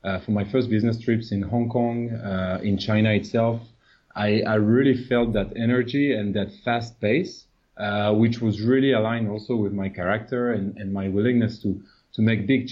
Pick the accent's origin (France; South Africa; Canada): France; moved away as an adult; also born or lived in Latin America / North America / United States / Portugal; now in Southeast Asia; before moving to Asia, so originally I'm French